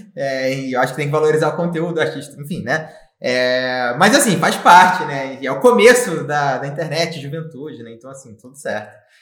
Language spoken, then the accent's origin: Portuguese; Rio de Janeiro, Brazil; moved away as an adult; now in Florianópolis, Brazil; venho do Rio de Janeiro, né? É, e morei boa parte da minha vida no Rio de Janeiro